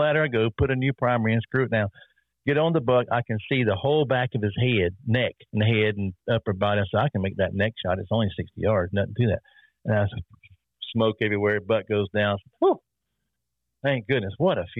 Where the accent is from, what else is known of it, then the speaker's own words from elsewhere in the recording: South Carolina, United States; I'm from South Carolina